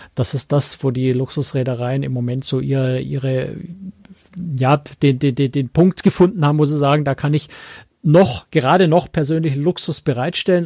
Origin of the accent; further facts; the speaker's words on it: Germany; als Europäer, als Deutscher